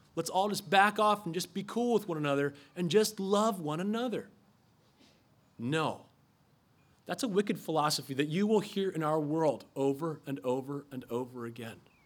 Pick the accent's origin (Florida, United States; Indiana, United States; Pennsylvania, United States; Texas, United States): Pennsylvania, United States; Philadelphia; I'm from Philadelphia